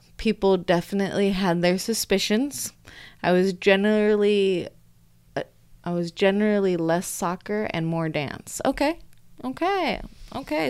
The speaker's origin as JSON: {"language": "English", "country": "United States", "said": "I'm American"}